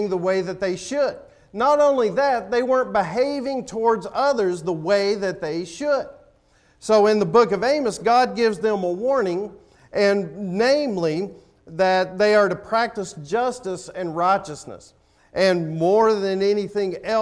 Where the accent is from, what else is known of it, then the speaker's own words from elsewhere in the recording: Tennessee, United States; moved away; I'm from Tennessee.